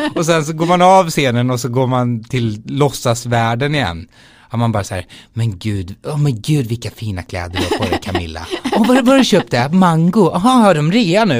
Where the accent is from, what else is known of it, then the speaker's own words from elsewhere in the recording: Skara, Västra Götaland, Sweden; moved away as an adult; also born or lived in London; spelade jag liksom i olika band i Skara där jag är ifrån